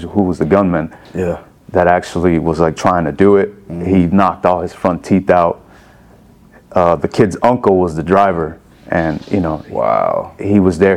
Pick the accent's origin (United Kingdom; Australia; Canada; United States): United States; Chicago, Illinois; I was born and raised in Chicago, Illinois